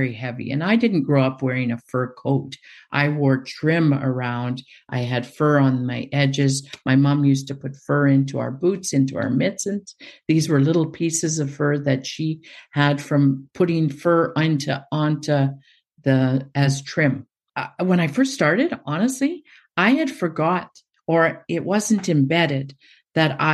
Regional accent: Fort Smith, Northwest Territories, Canada; moved away as an adult; I grew up here in Fort Smith. I returned to my hometown after almost 40 years of being away. I'm in Fort Smith in the Northwest Territories

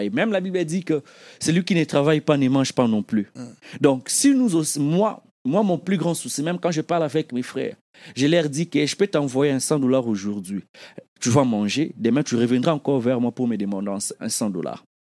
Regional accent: DR Congo; Parce que ceux qui sont au Congo, moi, en grandissant au Congo, on connaissait des gens, on avait des vieux dans les quartiers, dans nos quartiers.

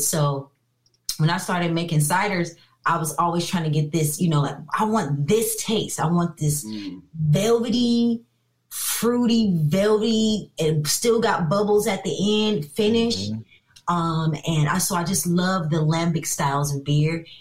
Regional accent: Inglewood, California, United States; also born or lived in Long Beach, California; I actually was born and raised in Inglewood, California

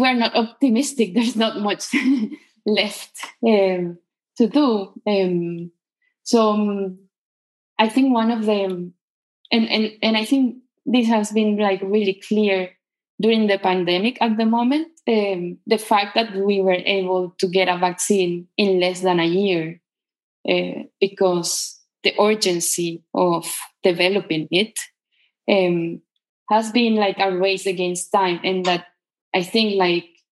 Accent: Caracas, Capital District, Venezuela; moved away as an adult; I was born in Caracas, and that's where I grew up. I live always in the same city until I was, I think, 31 years old.

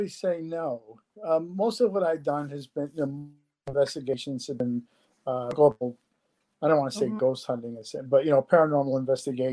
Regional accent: New England, United States; moved away as an adult; now in Ohio, United States; I grew up in New England, but I've lived in Ohio now for probably close to 30 years

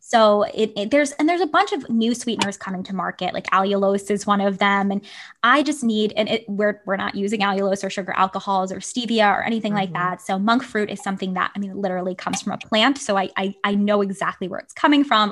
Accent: New York City, New York, United States; moved away as an adult; now in San Francisco, United States; I grew up on Staten Island

